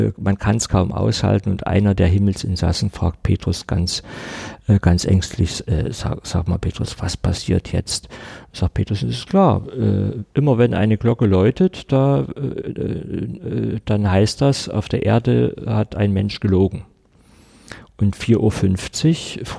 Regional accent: East Germany, Germany; Ich bin in der DDR groß geworden. Mein Karl May hieß Jules Verne.

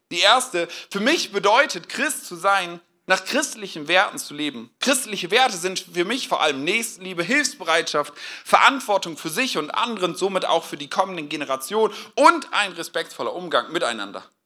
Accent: Northern Germany, Germany; now in Westhausen, Germany; Ich komme ja eigentlich aus Norddeutschland

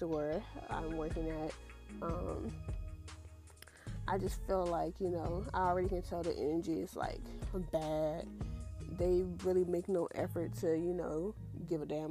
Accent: Houston, Texas, United States; I'm born and raised in Houston, Texas

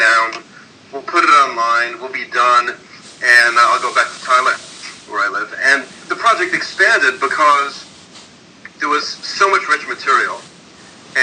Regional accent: New York City, New York, United States; I grew up in Brooklyn, and I was born not too far from where Bill was born. I grew up in, grew up in Bedford-Stuyvesant

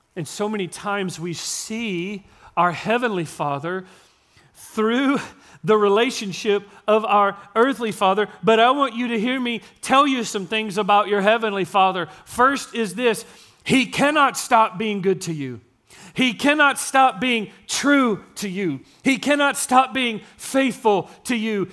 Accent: Gilmer, Texas, United States; accent: East Texas; I was born and raised in East Texas. I told you, I was born in Gilmer.

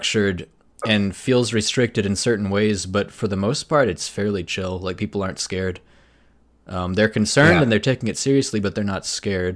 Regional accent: right outside Nashville, Tennessee, United States; moved away as an adult; also born or lived in Seattle, United States; now in South Korea; born and raised in Tennessee

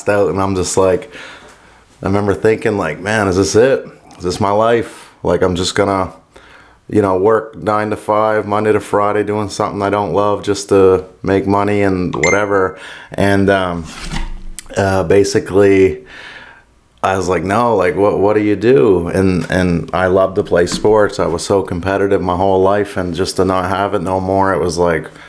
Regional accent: Yarmouth, Nova Scotia, Canada; now in Halifax, Canada; I grew up in Yarmouth

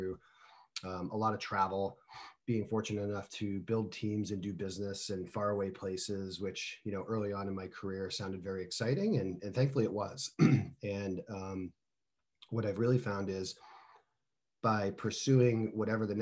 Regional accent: New England, United States; moved away as an adult; also born or lived in Florida; born and raised in the New England area

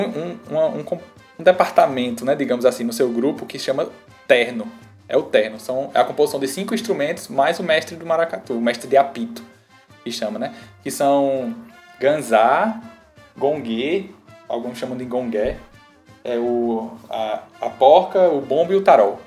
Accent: Campina Grande, Paraíba, Brazil; now in João Pessoa, Brazil; eu sou paraibano, né, de Campina Grande. Moro em João Pessoa

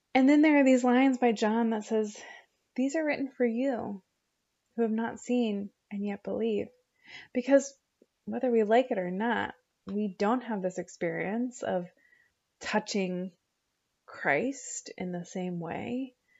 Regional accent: Oregon, United States; I grew up in eight Oregon

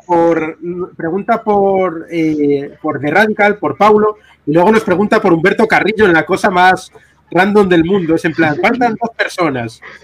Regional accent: Spain

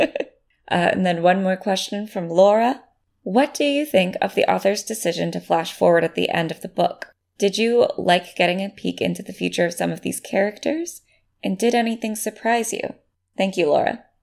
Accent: United States; as an American who had to pledge allegiance to the flag every day

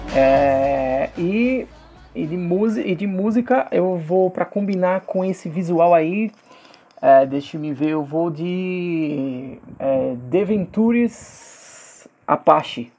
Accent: agreste of Alagoas, Brazil; de onde eu vim, né, cara, uma cidade de 70 mil habitantes do agreste de Alagoas

